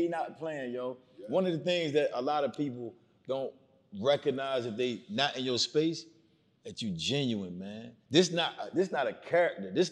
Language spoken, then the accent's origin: English; Miami, Florida, United States; That comes from growing up in Miami.